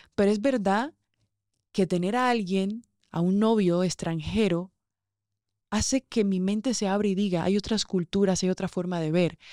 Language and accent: Spanish; Barranquilla, Atlántico, Colombia; moved away as an adult; de donde yo vengo, los que me conocen de Barranquilla, saben que allá hay fiesta viernes, sábado y domingo